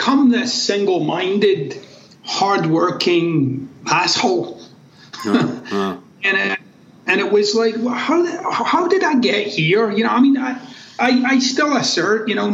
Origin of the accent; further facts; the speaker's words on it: Glasgow, Scotland, United Kingdom; moved away as an adult; also born or lived in United States; I'm actually from Glasgow in Scotland.